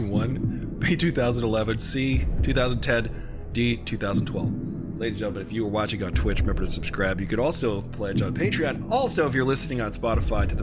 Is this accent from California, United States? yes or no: no; New York, United States; I'm from New York